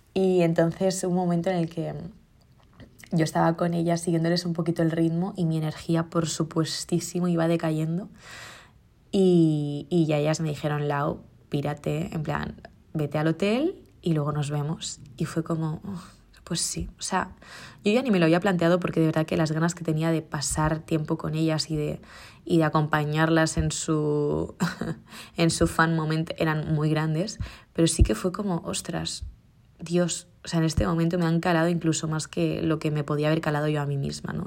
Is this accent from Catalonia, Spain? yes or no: no; Mallorca, Balearic Islands, Spain; now in Madrid, Spain; yo tengo la grandiosísima suerte de ser de Mallorca y de haber nacido en este lugar y de poder tener raíces aquí